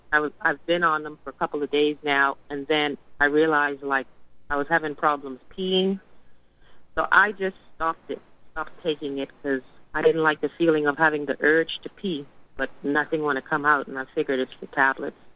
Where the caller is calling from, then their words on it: Tennessee, United States; I'm {S7} … from Tennessee, the one that did the discovery se- session with you two weeks ago.